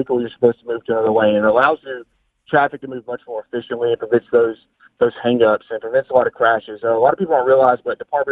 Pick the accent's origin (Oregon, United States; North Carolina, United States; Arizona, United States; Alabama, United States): Alabama, United States; moved away; I'm actually a trooper in another state. But I'm from Alabama